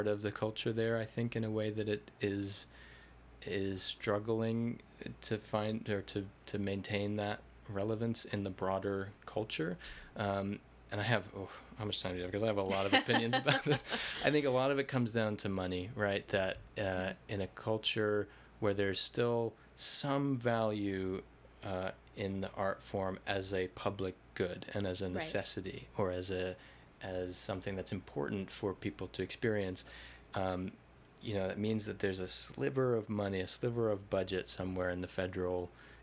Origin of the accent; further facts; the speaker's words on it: United States; as an American artist